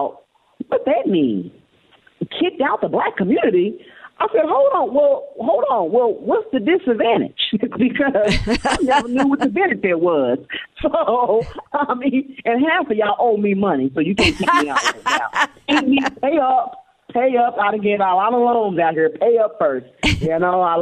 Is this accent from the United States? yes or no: yes; Oklahoma, United States; now in Texas, United States; I'm from Oklahoma. I stay in Texas